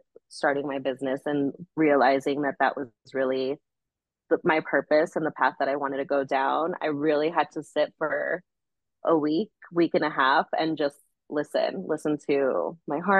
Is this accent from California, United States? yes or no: yes; Los Angeles, California, United States; moved away; LA, my hometown